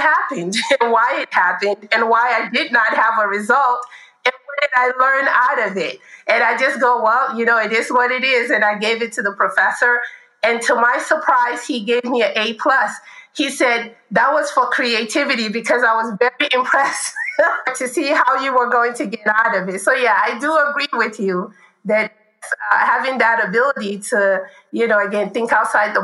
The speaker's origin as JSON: {"language": "English", "town": "Chicago", "region": "Illinois", "country": "United States", "tie": "born or raised there", "moved": "yes", "lives_now": "California, United States", "said": "I grew up in Chicago"}